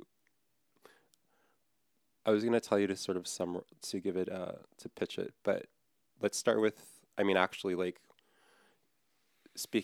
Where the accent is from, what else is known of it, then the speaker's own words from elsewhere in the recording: Hawaii, United States; I'm from Hawaii.